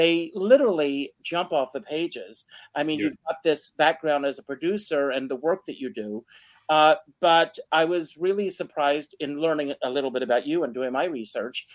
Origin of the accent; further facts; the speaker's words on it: Conway, South Carolina, United States; my hometown of Conway, South Carolina